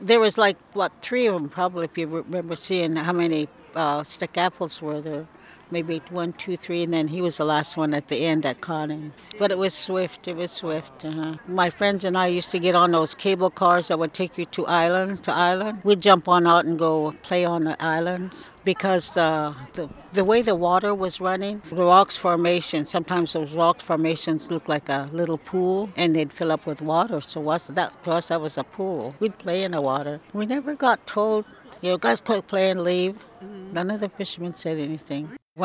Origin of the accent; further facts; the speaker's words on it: Celilo, Oregon, United States; I was born in Celilo Falls in 1937. I was born with four brothers, two older, two younger.